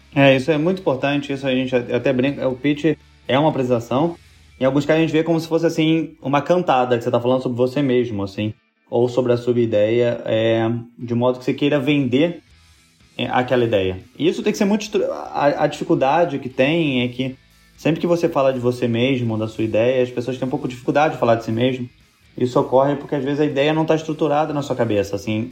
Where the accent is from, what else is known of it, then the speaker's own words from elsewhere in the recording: Rio de Janeiro, Brazil; eu sou do Rio também